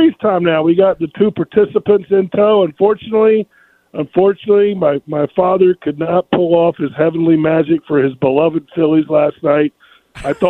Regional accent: North Carolina, United States; when I was growing up in North Carolina

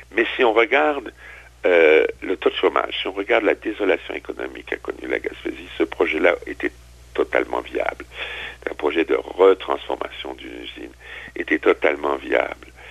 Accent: Strasbourg, Grand Est, France; moved away; also born or lived in Quebec; Strasbourg, qui est ma, ma ville d'origine, ma ville natale

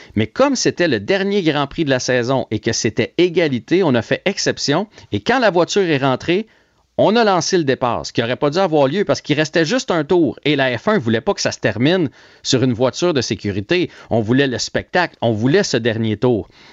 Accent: Trois-Rivières, Quebec, Canada; je viens de Trois-Rivières

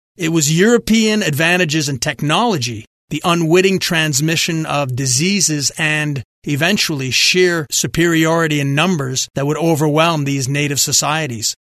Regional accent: Quebec, Canada; growing up in French Catholic Quebec, I was taught stories

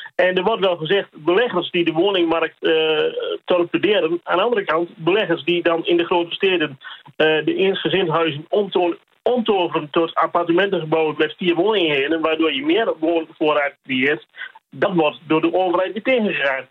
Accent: eastern Netherlands, Netherlands; ik kom zelf uit het Groene Oosten.

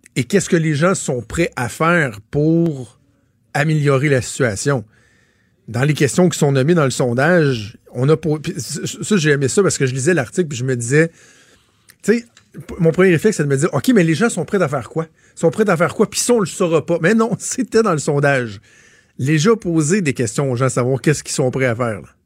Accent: Laval, Quebec, Canada; moved away as an adult; now in Quebec City, Canada; moi, je viens de Laval, je, vais dans ma famille

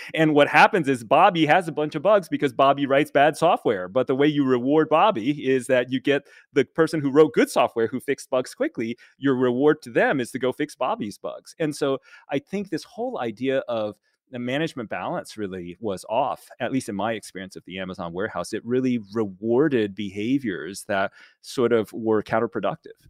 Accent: United States; I'm Chinese American and was raised in America entirely my whole life since I was five

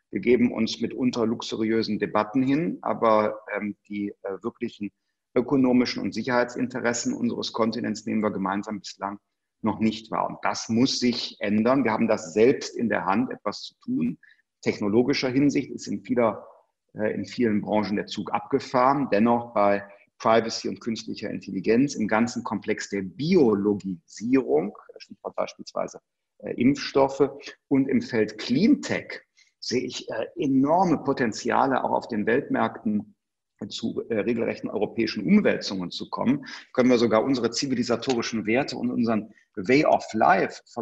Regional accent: Germany; wir als Deutsche waren die Ersten, die trotz der Bilder aus Bergamo gesagt haben, Schutzmaterialien exportieren wir selbst an europäische Partner nicht.

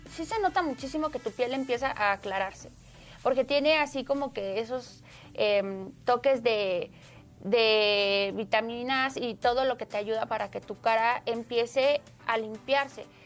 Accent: State of Mexico, Mexico; Se llama Saúl Ventura y está en el municipio de Ciudad Neza, porque yo soy de Estado

